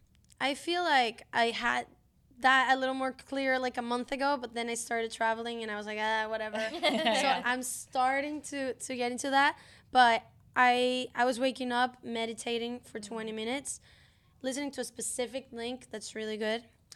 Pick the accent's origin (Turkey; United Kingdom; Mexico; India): Mexico; Monterrey, Nuevo León; moved away; I'm from Monterrey, Mexico.